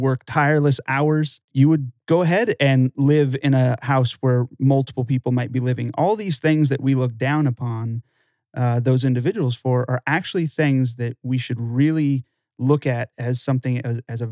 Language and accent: English; Los Angeles, California, United States; I'm originally from Los Angeles